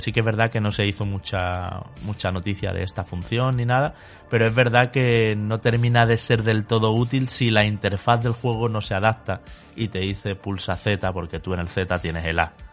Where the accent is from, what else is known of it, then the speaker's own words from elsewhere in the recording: Spain; nuestro país, España